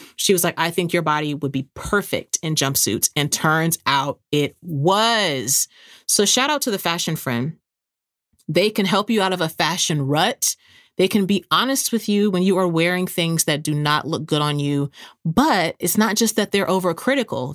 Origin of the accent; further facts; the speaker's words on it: San Antonio, Texas, United States; moved away; my hometown is San Antonio